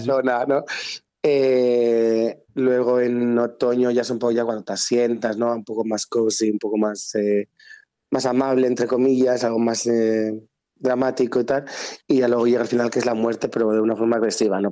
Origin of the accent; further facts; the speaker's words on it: San Cristóbal de Entreviñas, Castile and León, Spain; also born or lived in Zamora; nací en San de entre mm. pero luego a los 15 y 16 me fui a Zamora mm. a bachillerato de artes